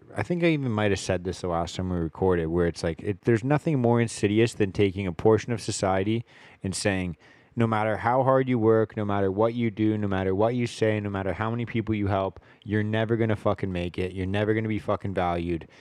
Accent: Richmond, British Columbia, Canada; I grew up here in Richmond

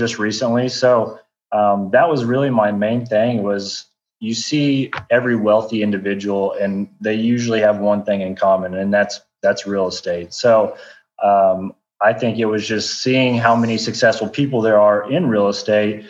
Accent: Oklahoma City, Oklahoma, United States; moved away as an adult; now in Austin, United States; I'm originally from Oklahoma City

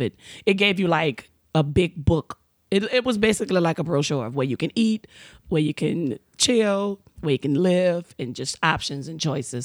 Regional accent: New Orleans, Louisiana, United States; now in California, United States; I'm from New Orleans. We, we ghetto

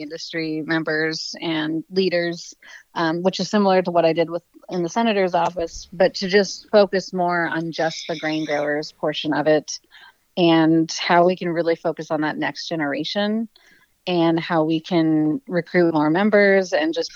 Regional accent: Polson, Montana, United States; I was raised on the same farm that was homesteaded in 1910 there in Polson.

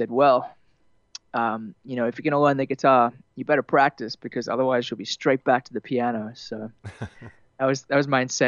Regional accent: Temagog, New South Wales, Australia; I grew up kind of in Temagog, which is a little west of Kempsey, the mid north

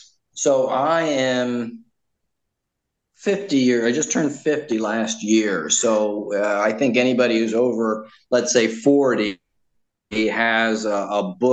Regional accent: outside of Atlanta, Georgia, United States; moved away; So I grew up in Georgia, outside of Atlanta, in a suburb. And when I was 12 years old, I was baptized. I was baptized as a Lutheran.

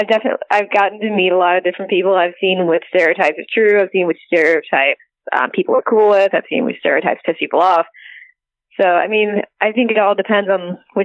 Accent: New York City, New York, United States; we grew up in New York City

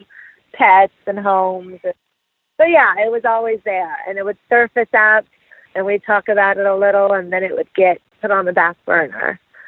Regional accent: Las Vegas, Nevada, United States; moved away as an adult; now in San Francisco, United States; I live in San Francisco right now. I grew up in Las Vegas, but we've been here in the Bay Area for the last 11 years.

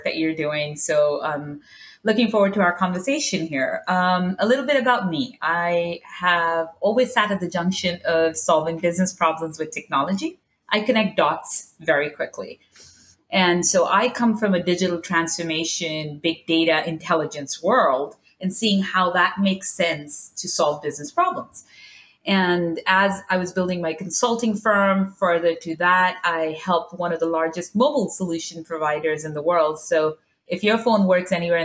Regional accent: Dubai, United Arab Emirates; also born or lived in New York; now in San Francisco, United States; I grew up in Dubai

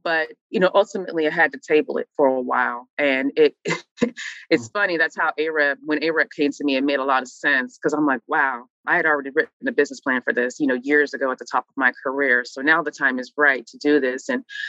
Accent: Midwest, United States; You know, I'm from the Midwest. So the racism in the South is a whole other ball game that I just had never experienced before.

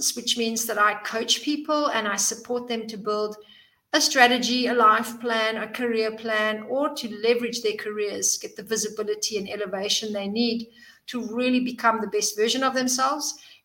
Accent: South Africa; moved away as an adult; also born or lived in Zimbabwe; now in Cyprus; I was born in Zimbabwe and grew up in South Africa and then moved here a few years back

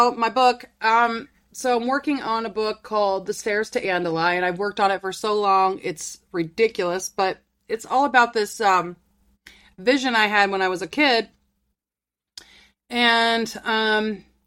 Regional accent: Ohio, United States; I'm from Ohio

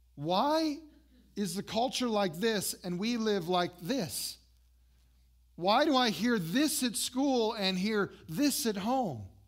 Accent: Las Vegas, Nevada, United States; I grew up in Las Vegas

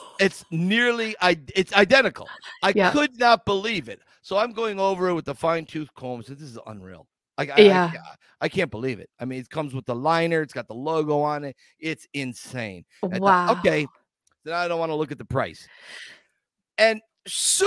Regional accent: Scranton, Pennsylvania, United States; It's my hometown

